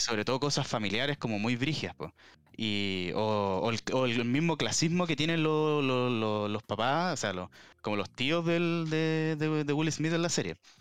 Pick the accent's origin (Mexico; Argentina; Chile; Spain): Chile; aquí en, en Chile